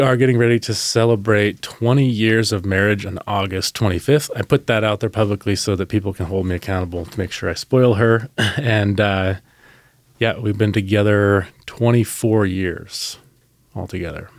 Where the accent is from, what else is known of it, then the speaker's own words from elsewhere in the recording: Salem, United States; growing up in Salem, state employees